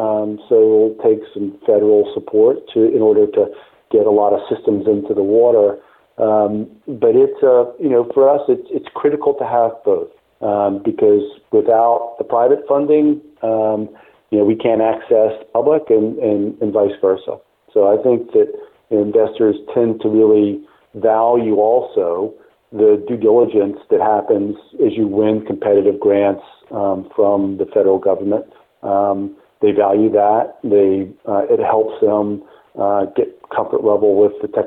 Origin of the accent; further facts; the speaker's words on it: South Carolina, United States; I grew up in South Carolina